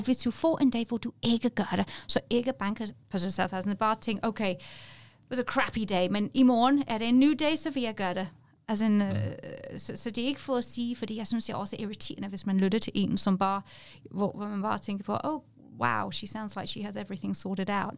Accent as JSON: {"language": "Danish", "region": "England", "country": "United Kingdom", "second_language": "Danish", "moved": "as an adult", "lives_now": "Denmark"}